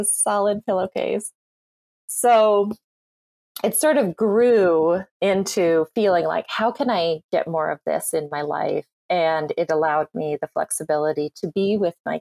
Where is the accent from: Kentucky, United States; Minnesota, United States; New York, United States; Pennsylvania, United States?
Minnesota, United States; rural; now in New Jersey, United States; I grew up in Minnesota. I currently live in New Jersey, but I grew up in rural Minnesota for the most part.